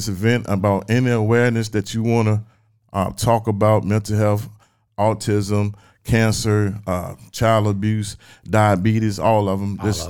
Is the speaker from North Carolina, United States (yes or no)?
yes; Weldon, North Carolina, United States; I love Weldon like I was born and raised in Weldon.